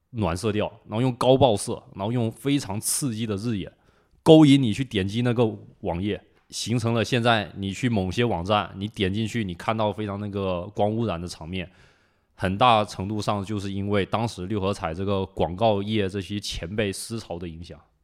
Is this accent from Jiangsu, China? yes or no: no; Zhangzhou, Fujian, China; 我来自福建省漳州市云霄县